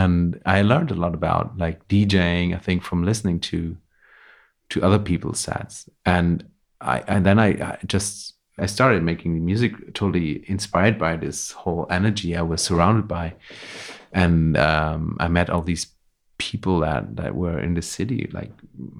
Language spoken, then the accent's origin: English; Vienna, Austria; English is a second language; moved away as an adult; now in Berlin, Germany; And yeah, wasn't my plan actually when I came from Vienna.